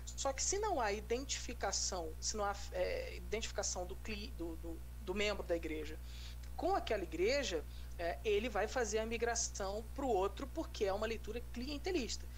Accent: Rio de Janeiro, Brazil; quando eu era adolescente, eu tinha dois, três shoppings no Rio de Janeiro

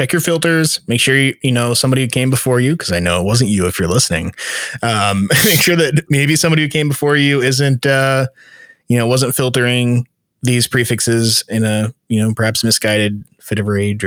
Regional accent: United States

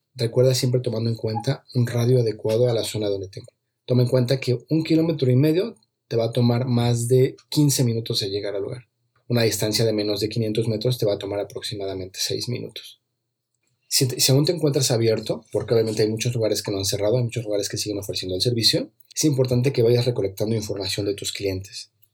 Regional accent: Mexico; en mi país, aquí en México

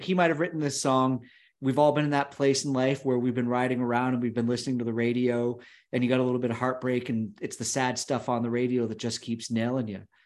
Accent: United States; growing up near Canada, as we both did. You and I, we lived a half a mile apart, and the border was about three miles from our house

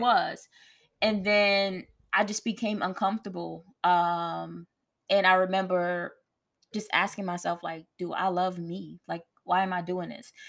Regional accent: New Jersey, United States; moved away as an adult; I'm from Jersey. I want to go to a school closer to home

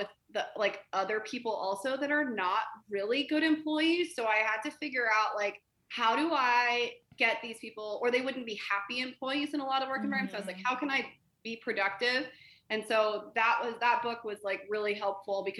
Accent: Colorado, United States; I grew up in Colorado

